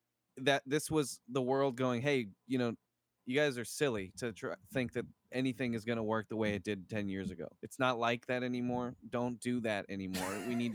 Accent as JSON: {"language": "English", "country": "United States", "said": "I don't feel like I'm just an American."}